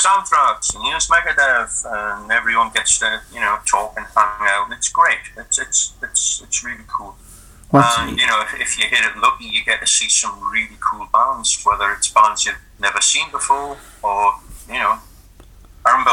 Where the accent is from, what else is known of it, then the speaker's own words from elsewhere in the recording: Newcastle upon Tyne, North East England, United Kingdom; It's my hometown, Newcastle.